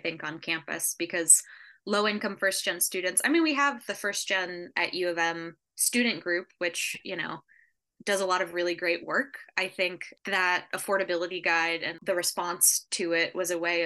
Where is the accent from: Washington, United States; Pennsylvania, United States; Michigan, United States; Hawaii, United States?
Michigan, United States; Warren; moved away as an adult; now in New York City, United States; I am originally from Warren, Michigan, which is a large suburb just outside of Detroit